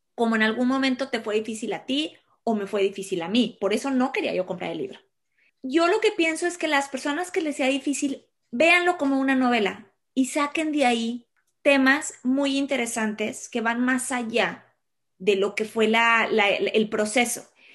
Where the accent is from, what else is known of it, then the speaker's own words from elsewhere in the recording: Mexico; soy mexicana